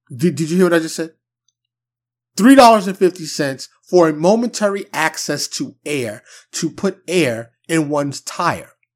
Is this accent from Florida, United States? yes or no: no; New York City, New York, United States; now in Dallas, United States; I'm from New York City, but I currently reside in Texas, in the Dallas area, more specifically